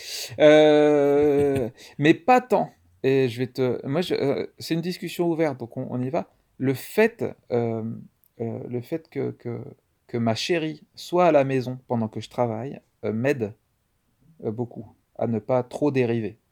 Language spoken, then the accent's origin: French; Nantes, Pays de la Loire, France; je suis donc un comédien nantais. Euh, euh, je suis né à Nantes